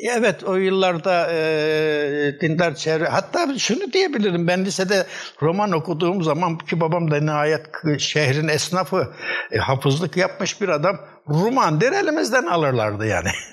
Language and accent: Turkish; Erzurum, Turkey; moved away as an adult; also born or lived in Narman, Erzurum / Istanbul; 1944 Erzurum'un Narman kazasında doğdum. İlkokul 3'te Erzurum'a göç ettik. İlkokul 4'ten itibaren Erzurum Gazi İlkokulu, Erzurum Lisesi ve okudum.